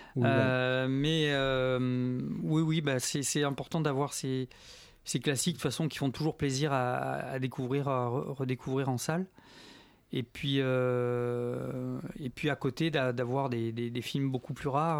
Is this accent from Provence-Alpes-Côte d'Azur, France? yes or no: yes; Marseille, Provence-Alpes-Côte d'Azur, France; moved away as an adult; now in Paris, France; je suis né à Marseille